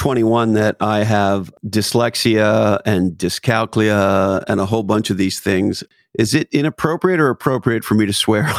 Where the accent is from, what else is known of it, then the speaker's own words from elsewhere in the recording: Montreal, Quebec, Canada; Montreal, Canada.